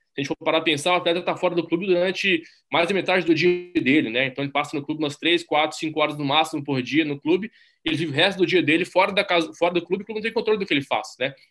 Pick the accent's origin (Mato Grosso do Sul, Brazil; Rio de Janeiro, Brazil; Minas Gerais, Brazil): Minas Gerais, Brazil; sou brasileiro, nasci em Minas Gerais